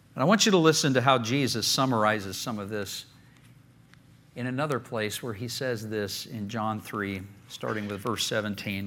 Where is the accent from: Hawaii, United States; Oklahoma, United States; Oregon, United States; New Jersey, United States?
Oklahoma, United States; I grew up in Oklahoma